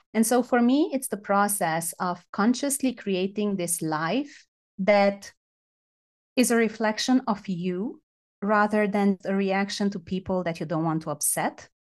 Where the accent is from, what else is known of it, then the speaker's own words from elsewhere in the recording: Romania; I'm from Romania